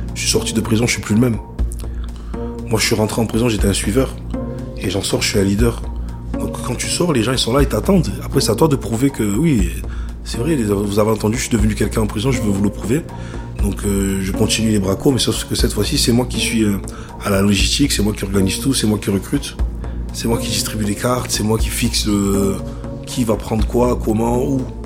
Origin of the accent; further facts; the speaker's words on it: Vitrolles, Provence-Alpes-Côte d'Azur, France; rentrer chez moi à Marseille, à Vitrolles